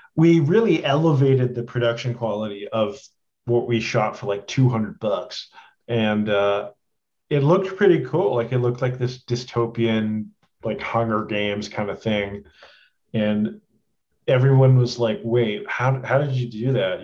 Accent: Edmonton, Alberta, Canada; moved away as an adult; also born or lived in Toronto; I'm like from Edmonton

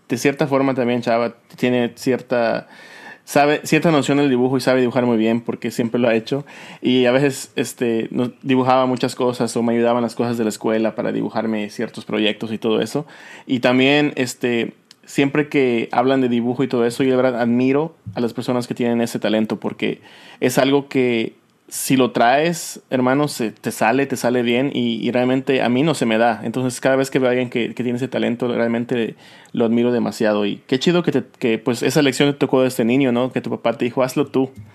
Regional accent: Yucatán, Mexico; also born or lived in Orange County, California; now in California, United States; yo, crecí solo en México, mis papás estaban aquí en Estados Unidos y luego me, me mandaron a, allá a Yucatán, crecí con mi abuelita

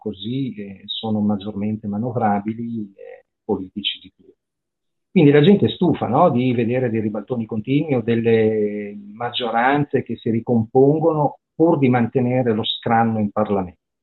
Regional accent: Parma, Emilia-Romagna, Italy; io sono di Parma, anche qua a Parma

